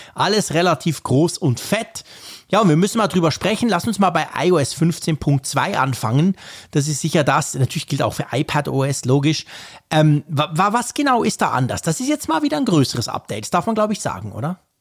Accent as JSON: {"language": "German", "country": "Switzerland", "said": "bei uns in der Schweiz"}